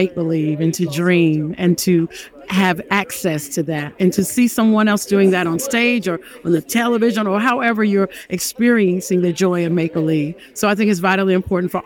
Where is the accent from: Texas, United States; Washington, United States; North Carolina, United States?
North Carolina, United States; Fayetteville; I grew up in Fayetteville, North Carolina, down a long dirt road